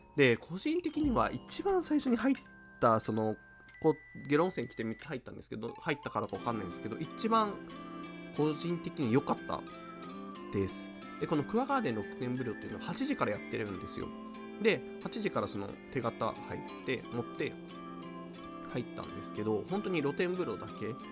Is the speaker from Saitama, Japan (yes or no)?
no; Shizuoka, Japan; 静岡出身なんですけど